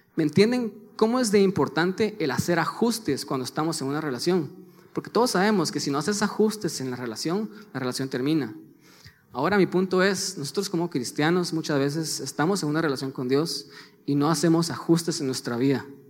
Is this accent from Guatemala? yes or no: yes; Guatemala; los dos somos de Guatemala